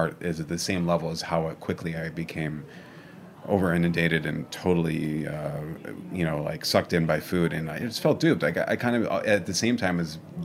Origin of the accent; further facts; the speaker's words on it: Chicago, Illinois, United States; also born or lived in Evanston / Skokie; now in New York, United States; growing up in Chicago